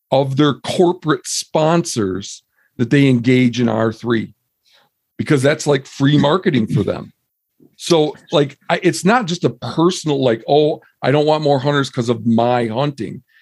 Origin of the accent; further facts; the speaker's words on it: Midwest, United States; moved away as an adult; now in Montana, United States; I mean, I grew up in the Midwest.